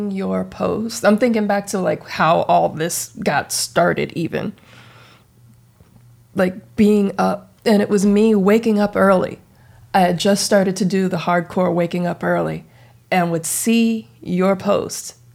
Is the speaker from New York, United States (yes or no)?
no; Indiana, United States; now in California, United States; and I, I didn't come to California until 2005. Like, I, like, I grew up in Indiana.